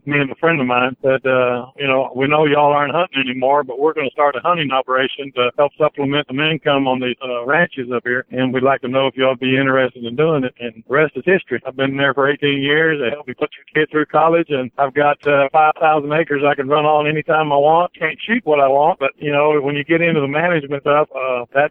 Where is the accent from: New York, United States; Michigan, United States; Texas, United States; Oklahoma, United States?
Texas, United States; Rio Grande Valley, deep South; The Rio Grande Valley where I grew up is tropical